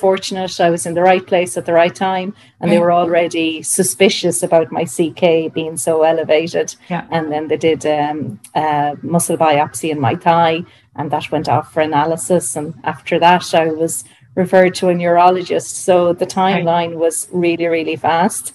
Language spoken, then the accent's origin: English; Dublin, Leinster, Ireland; I'm from Dublin